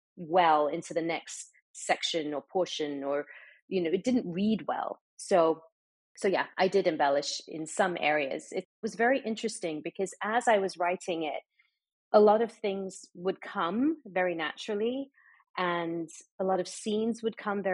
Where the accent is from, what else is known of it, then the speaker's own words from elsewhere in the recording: Dubai, United Arab Emirates; I grew up in the Middle East. I grew up in Dubai, so I have that perspective.